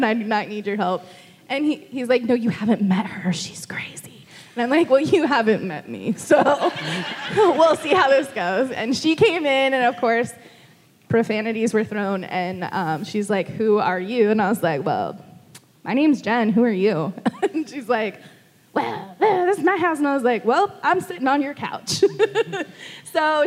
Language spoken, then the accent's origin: English; Hazeldale, Oregon, United States; moved away as an adult; also born or lived in Washougal, Washington; We grew up in Hazeldale.